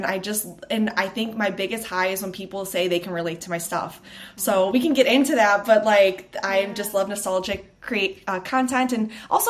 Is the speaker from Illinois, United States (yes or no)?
yes; Chicago, Illinois, United States; moved away as an adult; now in Los Angeles, United States; I am from Chicago, but I just actually moved to LA 6 months ago with my fiance